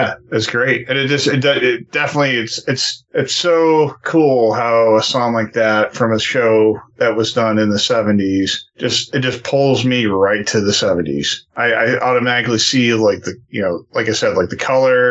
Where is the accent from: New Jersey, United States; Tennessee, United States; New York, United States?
New York, United States; I'm from New York. I've been in New York City a ton of times